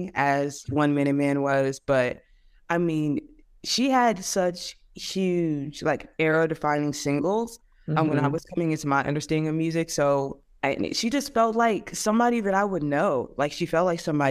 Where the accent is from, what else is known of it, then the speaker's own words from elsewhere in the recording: Louisiana, United States; moved away as an adult; now in Texas, United States; I'm from Louisiana